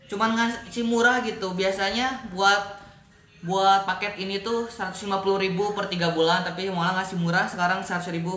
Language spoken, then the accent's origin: Indonesian; Bandung, West Java, Indonesia; karena kita orang Bandung ya